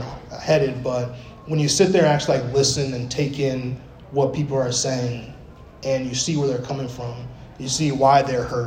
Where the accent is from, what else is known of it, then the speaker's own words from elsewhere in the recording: Arizona, United States; moved away; also born or lived in Bronx, New York; I grew up in Arizona for a while